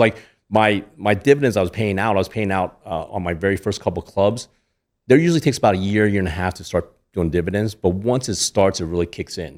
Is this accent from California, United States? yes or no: no; Lancaster, Pennsylvania, United States; moved away as an adult; also born or lived in Toledo, Ohio; now in Las Vegas, United States; I grew up in Pennsylvania